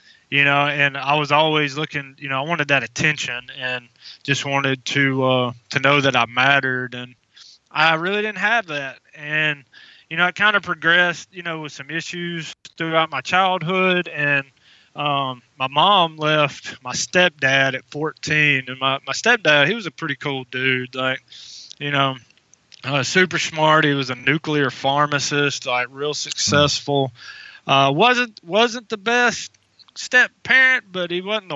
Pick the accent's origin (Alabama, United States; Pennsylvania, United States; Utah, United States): Alabama, United States; I am from Sweet Home, Alabama.